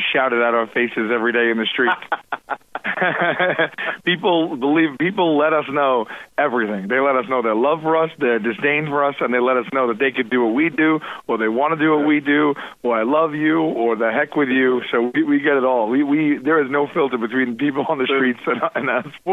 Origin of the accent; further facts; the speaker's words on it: New York City, New York, United States; We're born and raised in Staten Island, New York.